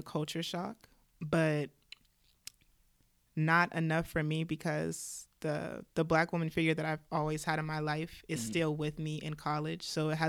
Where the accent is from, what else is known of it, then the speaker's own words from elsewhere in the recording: Chicago, Illinois, United States; also born or lived in Atlanta; From Chicago and Atlanta.